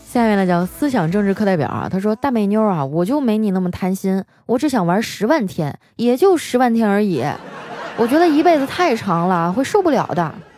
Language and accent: Chinese; Northeast China, China; 我们东北人